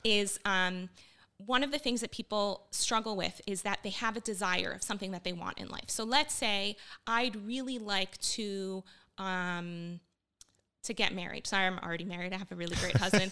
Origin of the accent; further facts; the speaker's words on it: Miami, Florida, United States; also born or lived in Bogota, Colombia / northern United States; when I was five years old, we fled to the U S in kind of a traumatic way and ended up in Miami, where I grew up.